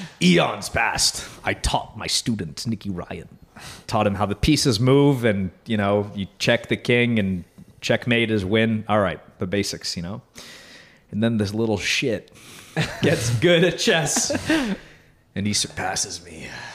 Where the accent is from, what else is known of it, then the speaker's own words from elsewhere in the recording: Canada; I'm Canadian.